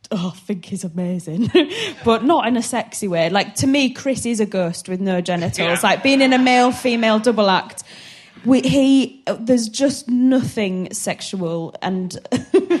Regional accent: Hull, Yorkshire and the Humber, United Kingdom; moved away as an adult; now in London, United Kingdom; I'm from Hull. I think I was living in Hull at the time

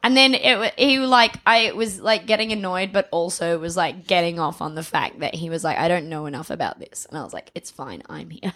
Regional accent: Adelaide, South Australia, Australia; I was from Adelaide, um, Adelaide, South Australia

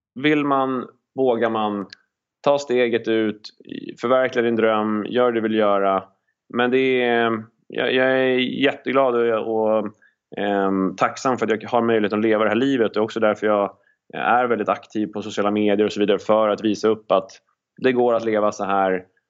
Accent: Sweden; moved away as an adult; när jag är hemma i Sverige

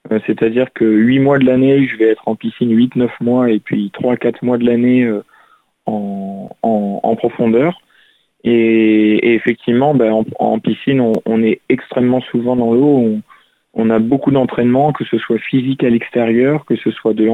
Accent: Toulouse, Occitania, France; j'ai cherché un club euh, euh, sur Toulouse, parce que je suis toulousain

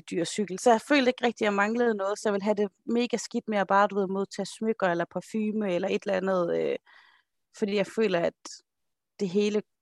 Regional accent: Holme, Denmark; Nok er jeg fra Holme, men slap dog af.

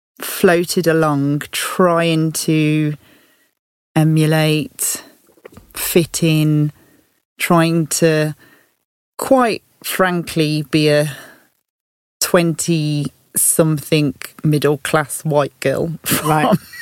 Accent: Tamworth, West Midlands, United Kingdom; accent: Birmingham; moved away as an adult; now in London, United Kingdom; my hometown, a town called Tamworth, just outside of Birmingham.

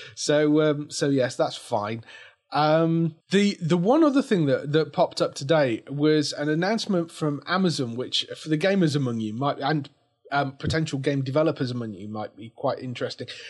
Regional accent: England, United Kingdom; we're English

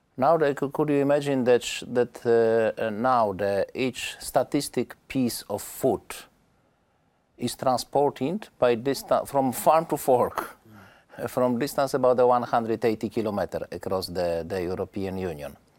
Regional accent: Poland; my home country, Poland

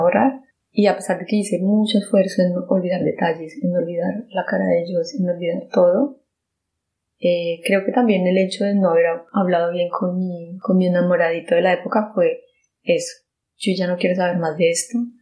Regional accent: Colombia; moved away; el país donde yo nací, en Colombia

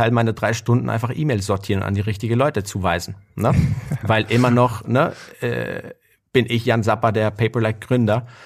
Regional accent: Guatemala; moved away; ich bin in Guatemala aufgewachsen.

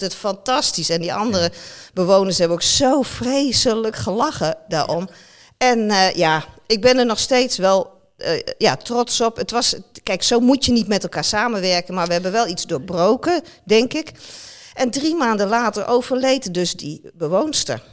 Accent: Netherlands; als Nederlander

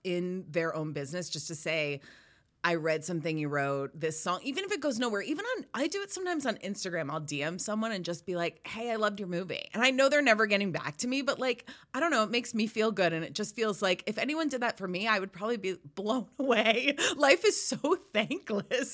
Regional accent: Rhode Island, United States; I grew up in Rhode Island

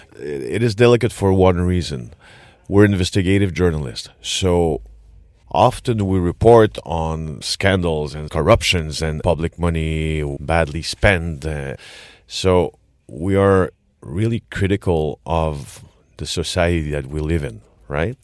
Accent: Quebec, Canada; accent: French Quebec, Canadian; English is a second language; my French Quebec, Canadian, English accent

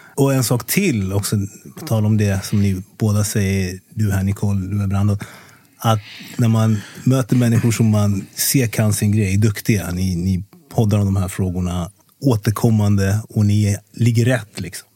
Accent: Kungsängen, Stockholm County, Sweden; also born or lived in Congo; jag är uppväxt i Kungsängen. Nord, nord, nordväst om Stockholm.

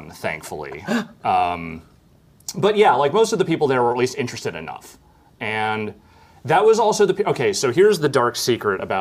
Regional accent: California, United States; Honestly, like I when I grew up in the Bay Area. I was aware of the 49ers.

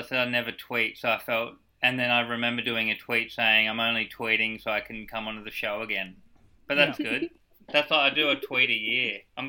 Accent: Geelong, Victoria, Australia; now in Melbourne, Australia; Same, I'm Geelong, beautiful beach down Torquay

